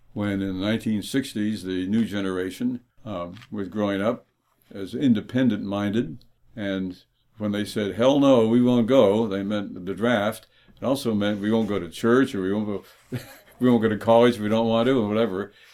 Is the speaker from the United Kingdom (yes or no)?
no; Toronto, Ontario, Canada; when I was growing up in Toronto